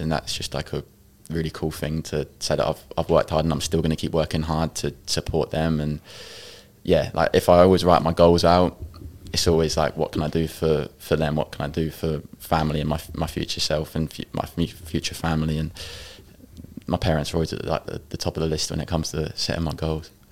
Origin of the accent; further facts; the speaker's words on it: Ipswich, East of England, United Kingdom; I'm from Ipswich, a s- small place